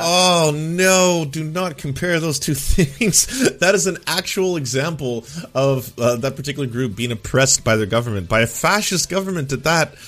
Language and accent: English; Canada; as a Canadian